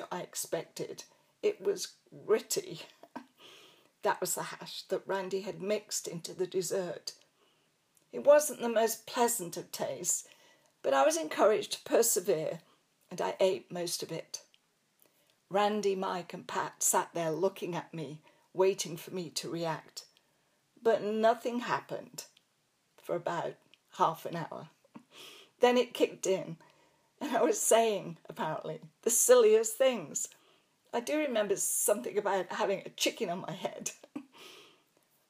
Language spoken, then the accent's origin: English; England, United Kingdom; accent: English; moved away as an adult; also born or lived in Coventry / Canada / United States; They actually liked my English accent, but really enjoyed hearing me pronounce laboratory.